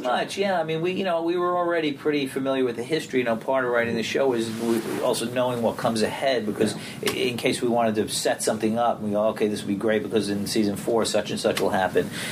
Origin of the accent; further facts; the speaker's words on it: New York City, New York, United States; I grew up in Brooklyn